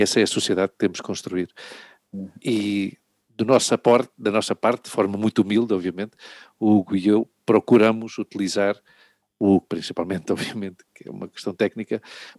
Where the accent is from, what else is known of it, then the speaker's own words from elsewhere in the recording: Portugal; eu, como português, branco